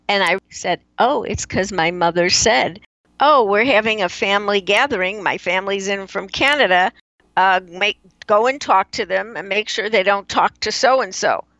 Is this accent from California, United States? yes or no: no; Chicago, Illinois, United States; moved away; I grew up in Chicago